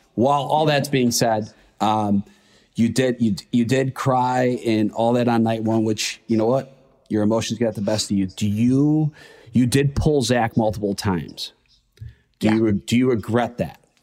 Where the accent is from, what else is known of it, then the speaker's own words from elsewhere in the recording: Chicago, Illinois, United States; now in New York, United States; I'm from Chicago. Um, I li- currently live in New York